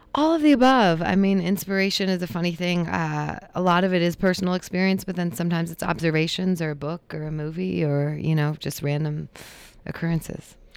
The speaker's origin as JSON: {"language": "English", "town": "Traverse City", "region": "Michigan", "country": "United States", "tie": "born or raised there", "also_born_or_lived": "Boston / Los Angeles", "moved": "as an adult", "lives_now": "Pittsburgh, United States", "said": "I was born and raised in Traverse City"}